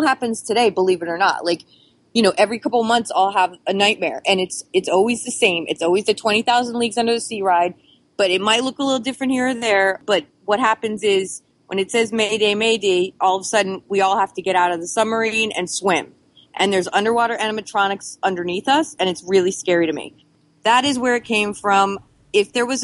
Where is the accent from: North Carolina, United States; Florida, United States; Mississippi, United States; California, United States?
Florida, United States; South; I'm from South Florida. And as a South Florida kid, as a Florida kid, you go to Disney like 3 times a year